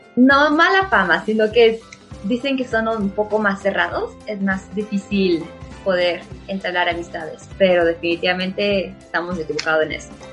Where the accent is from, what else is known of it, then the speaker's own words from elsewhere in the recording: San Luis Potosí, Mexico; yo soy de México, de un lugar llamado San Luis Potosí